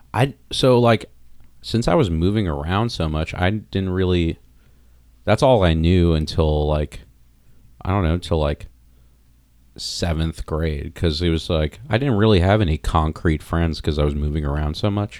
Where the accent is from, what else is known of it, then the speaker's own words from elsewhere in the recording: South Florida, United States; also born or lived in New York City / Long Island / Wayne, New Jersey; now in Chicago, United States; I grew up in Florida, and, like, my area in Florida was, like, bad beatdown hardcore